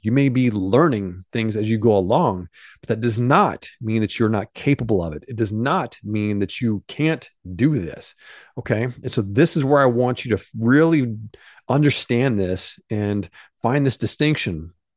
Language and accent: English; Benton, Illinois, United States; moved away; John Malkovich, came from my hometown. He grew up in the very same town that I grew up